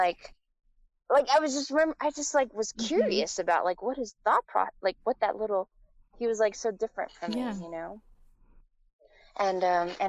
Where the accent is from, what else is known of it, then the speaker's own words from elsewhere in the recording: Taiwan; moved away; also born or lived in United States; I was raised in Taiwan from the time I was like 3 years old on.